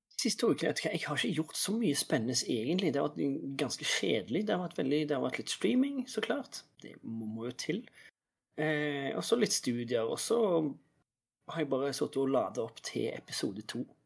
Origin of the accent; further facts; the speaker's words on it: Norway; jeg er norsk